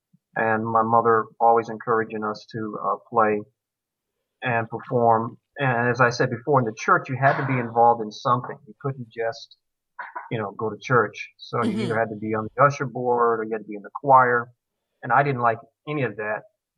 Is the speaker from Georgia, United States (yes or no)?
yes; Georgia, United States; I was born in Georgia, in the segregated South, and raised partially there.